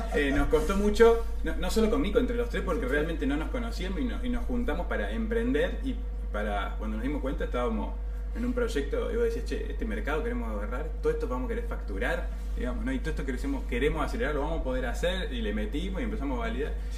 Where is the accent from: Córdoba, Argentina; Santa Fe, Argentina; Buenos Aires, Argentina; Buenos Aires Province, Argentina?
Córdoba, Argentina; San Francisco; moved away as an adult; now in Córdoba, Argentina; soy de San Francisco, pero bueno, me fui a estudiar a Córdoba, me quedé